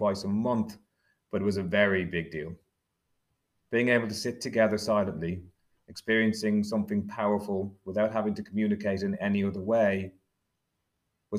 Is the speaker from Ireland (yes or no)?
yes; Dublin, Leinster, Ireland; I was growing up in Dublin in the 1970s and 80s